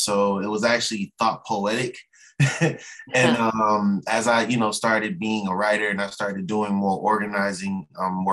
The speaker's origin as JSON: {"language": "English", "town": "Chicago", "region": "Illinois", "country": "United States", "tie": "born or raised there", "said": "growing up in Chatham at Tule Park"}